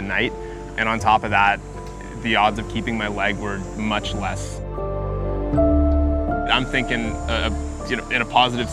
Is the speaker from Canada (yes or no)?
yes; Ottawa, Ontario, Canada; Born and raised in Ottawa, just about 10 minutes from this location here, in Kanata, I guess you could say. I've been here my entire life